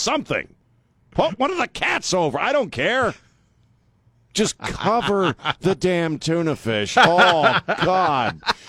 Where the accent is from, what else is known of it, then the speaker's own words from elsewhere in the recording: Chesapeake Bay, United States; Yeah, I grew up on Chesapeake Bay. I mean, we moved around a lot, but I grew up basically on Chesapeake Bay.